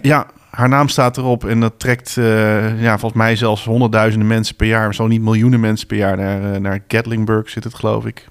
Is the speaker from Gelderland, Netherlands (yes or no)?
yes; Bennekom, Gelderland, Netherlands; op een paar straten van waar ik ben geboren, of niet van waar ik ben geboren, maar ik ben getogen ben